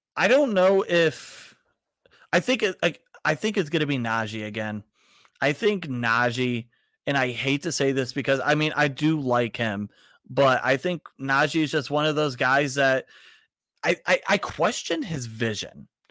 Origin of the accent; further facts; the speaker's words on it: Cleveland, Ohio, United States; I'm from the Cleveland area